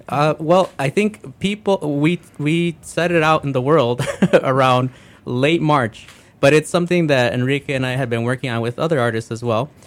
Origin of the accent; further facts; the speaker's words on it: Calumet Park, Illinois, United States; also born or lived in Blue Island, Illinois / Grand Rapids, Michigan; I originally, you know, grew up in Calumet Park, then moved out to Blue Island